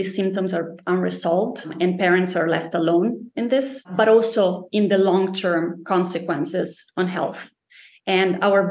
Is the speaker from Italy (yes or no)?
yes; Italy; also born or lived in Spain / United States / Denmark; now in Stockholm, Sweden; I'm originally from Italy, from a very small town.